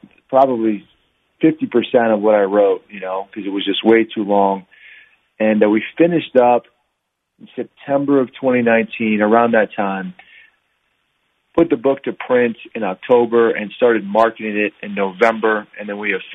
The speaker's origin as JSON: {"language": "English", "region": "Virginia", "country": "United States", "moved": "yes", "lives_now": "Utah, United States", "said": "So I'm from Virginia originally, but I live in Utah right now."}